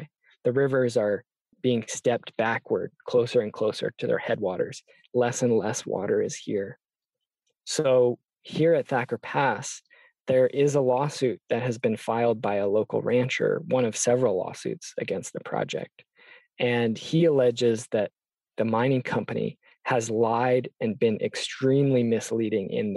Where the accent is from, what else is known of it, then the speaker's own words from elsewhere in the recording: near Seattle, Washington, United States; I grew up in Washington State, near Seattle, Duwamish territory